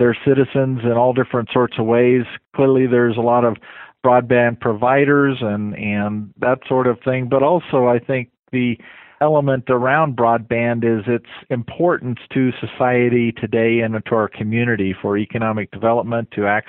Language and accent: English; Fort Collins, Colorado, United States; But it's my hometown. It's a town I grew up